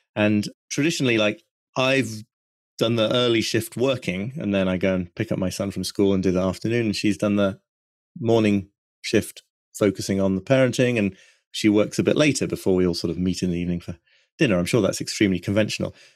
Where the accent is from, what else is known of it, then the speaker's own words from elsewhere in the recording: York, Yorkshire and the Humber, United Kingdom; also born or lived in Brooklyn, United States; now in North York Moors, United Kingdom; I come from York, really, the more sub-, sort of urban, suburban York, but not far away.